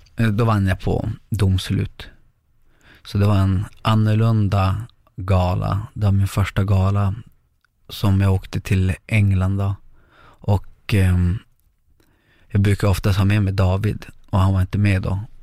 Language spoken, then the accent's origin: Swedish; Lycksele, Västerbotten County, Sweden; moved away as an adult; also born or lived in Chile / Sundsvall; vi hamnade i Lycksele och där är jag uppväxt till jag var 17 år, 18.